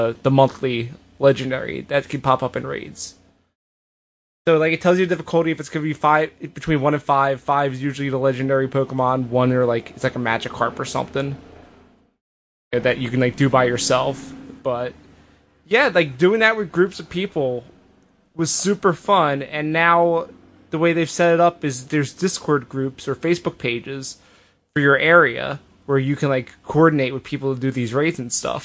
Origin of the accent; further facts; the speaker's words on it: United States; I'm American